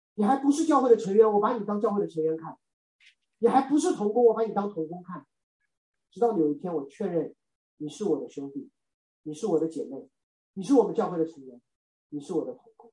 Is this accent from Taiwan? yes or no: no; China; 我是中国人